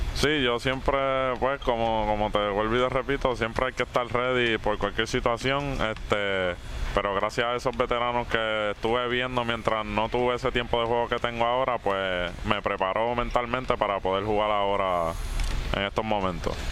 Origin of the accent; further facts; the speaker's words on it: Luquillo, Puerto Rico; also born or lived in Boston, Massachusetts / Carolina / Mayagüez / Miami; Pues yo nací en Boston, Massachusetts, pero me crié en Luquillo